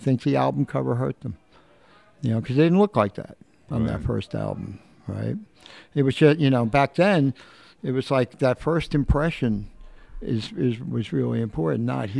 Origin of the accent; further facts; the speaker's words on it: New York City, New York, United States; also born or lived in Newark, United States; I was actually born across the river in New Jersey.